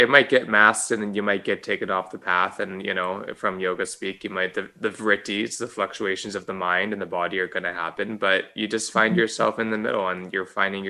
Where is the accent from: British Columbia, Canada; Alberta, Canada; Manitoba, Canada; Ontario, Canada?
British Columbia, Canada; Vancouver; Yeah, so I grew up in Kerrisdale. And I'm from, Rachel and I are both Jewish.